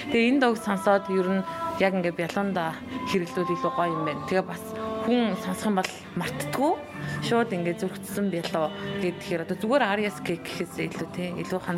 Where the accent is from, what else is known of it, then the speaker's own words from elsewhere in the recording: Mörön, Khövsgöl, Mongolia; also born or lived in Ulaanbaatar; өссөн төрсөн нутаг болох өсгөлтэй ирсэн